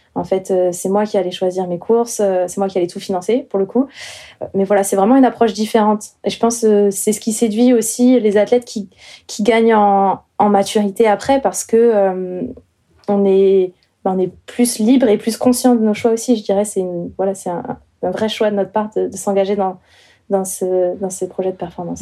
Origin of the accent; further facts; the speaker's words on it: Chaumont, Grand Est, France; moved away as an adult; now in Montpellier, France; je viens du nord-est de la France, donc j'ai grandi euh, à Chaumont, en Haute-Marne